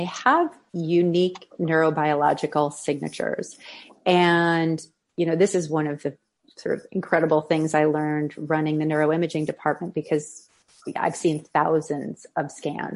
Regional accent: Midwest, United States; moved away; also born or lived in Boston; I grew up showing horses in the Midwest

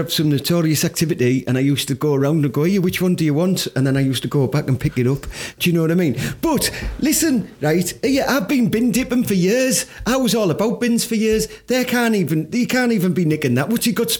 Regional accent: Teesside, North East England, United Kingdom; that I'm proud of being from Teesside.

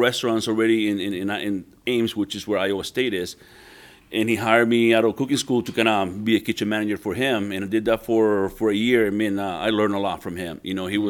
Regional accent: Puerto Rico; moved away as an adult; also born or lived in New Orleans; Born and raised in Puerto Rico for my first 18 years.

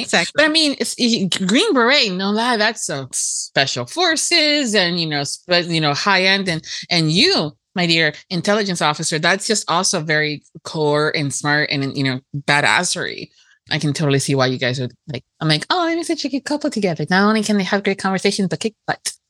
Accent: Miami, Florida, United States; i am first generation american and we were very americanized in in my miami house

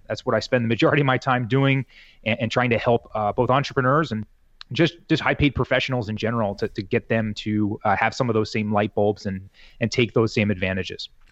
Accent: Southern New Jersey, United States; born and raised in New Jersey here, Southern New Jersey, uh, right across the river from Philly

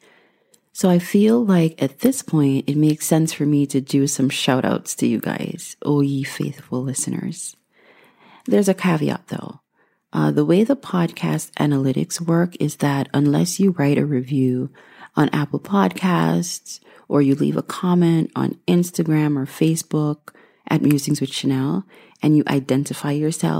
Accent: Guyana; moved away; I was born and raised in Guyana, South America

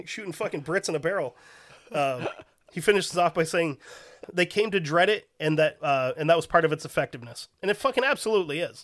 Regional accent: United States; as an American

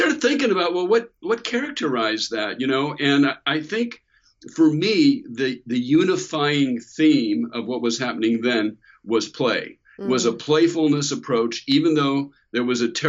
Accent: Bay Area, California, United States; the 60s is also the decade where I was growing up in the Bay Area

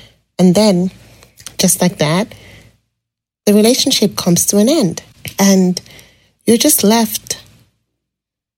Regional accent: Nigeria; moved away as an adult; now in British Columbia, Canada

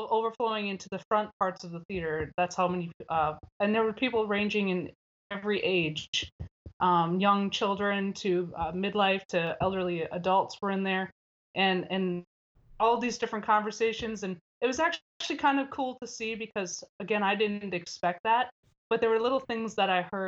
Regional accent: Minnesota, United States; moved away as an adult; now in Lompoc, United States; I'm originally from Minnesota

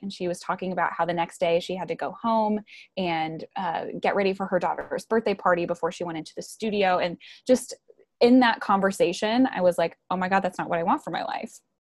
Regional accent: right outside of Milwaukee, Wisconsin, United States; moved away as an adult; also born or lived in Georgia; I grew up in Wisconsin, right outside of Milwaukee

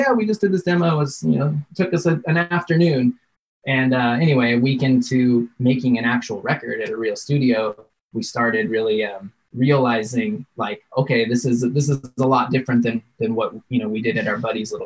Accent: Big Bear Lake, California, United States; I grew up in Big Bear Lake, which is a small mountain town and you know, outside of LA, a couple hours.

